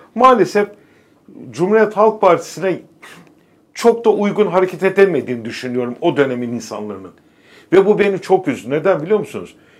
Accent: Istanbul, Turkey; İkimiz de Beykozluyuz

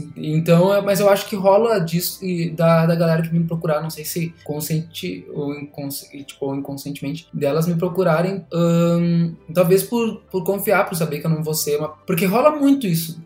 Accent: Brazil; Eu cresci na Zona Norte

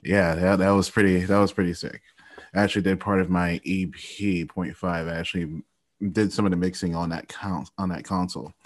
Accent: Ohio, United States; also born or lived in Florida; I'm from Ohio.

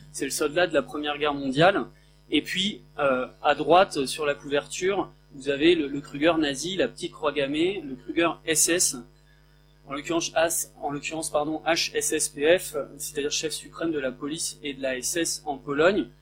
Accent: Picardy, Hauts-de-France, France; je viens d'un village de Picardie de 400 habitants

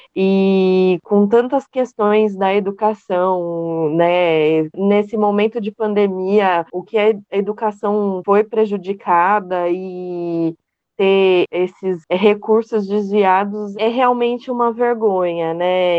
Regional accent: Itu, São Paulo, Brazil; uma da cidade de Itu, que sou eu

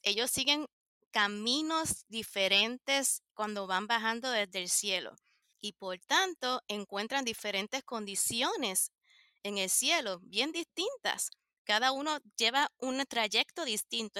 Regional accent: Puerto Rico; now in United States; Yo soy de Puerto Rico

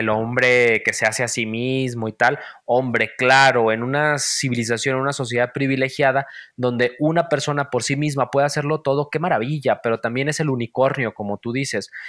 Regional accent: Valle de Guadalupe, Jalisco, Mexico; moved away; soy de un pueblo, ya lo sabes, y bueno, los que no sepan, soy de Valle de Guadalupe, un pueblo en los altos de Jalisco.

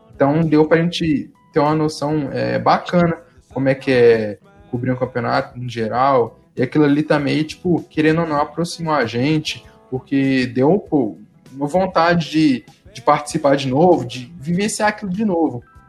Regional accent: Pedro Leopoldo, Minas Gerais, Brazil; Sou de Pedro Leopoldo

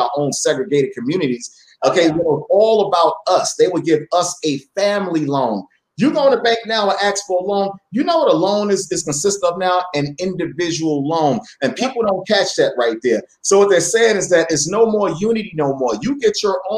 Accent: New York City, New York, United States; I grew up in Brooklyn Farragut Projects

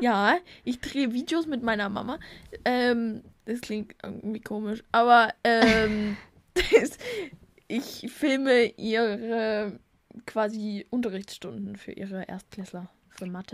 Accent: Germany; bei uns in Deutschland

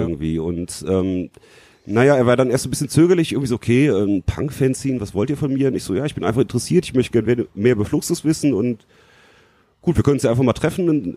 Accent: Leverkusen, North Rhine-Westphalia, Germany; moved away as an adult; now in Frankfurt, Germany; ich komme nicht aus Frankfurt, ich wohne hier seit 2006, komme eigentlich aus Leverkusen

